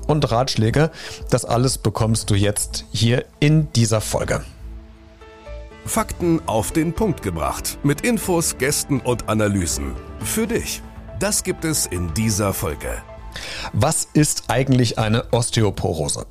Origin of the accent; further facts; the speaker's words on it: Germany; Bei uns in Deutschland